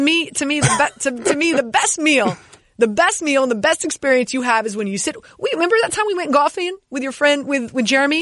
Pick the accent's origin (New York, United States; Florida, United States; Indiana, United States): Florida, United States; Miami; I grew up in Miami